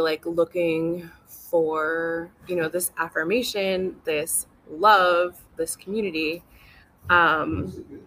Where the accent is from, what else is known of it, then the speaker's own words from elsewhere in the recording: California, United States; I grew up in California